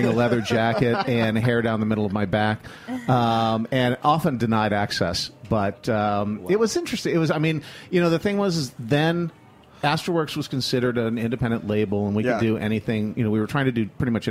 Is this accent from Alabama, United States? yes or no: no; Flint, Michigan, United States; moved away as an adult; also born or lived in upstate New York; I'm originally from Michigan, from Flint, Michigan, which beats up Detroit on a regular basis.